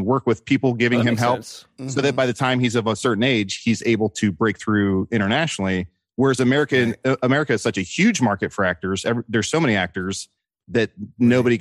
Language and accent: English; United States; I'm American